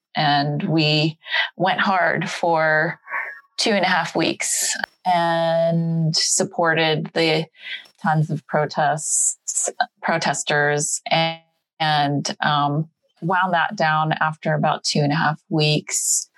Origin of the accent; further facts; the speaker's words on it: Los Angeles, California, United States; I'm born and raised in Los Angeles to Korean immigrants who came here for, you know, the quote unquote better life.